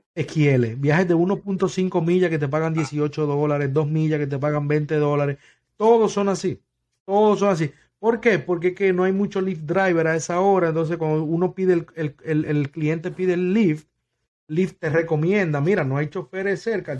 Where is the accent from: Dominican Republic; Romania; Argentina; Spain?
Dominican Republic; also born or lived in New York; now in West Palm Beach, United States; yo soy dominicano